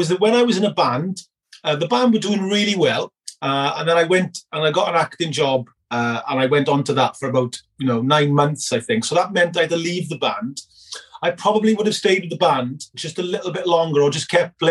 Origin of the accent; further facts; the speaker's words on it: Merthyr Tydfil, Wales, United Kingdom; I was born in Merthyr Tydfil, which is about 24 miles north of Cardiff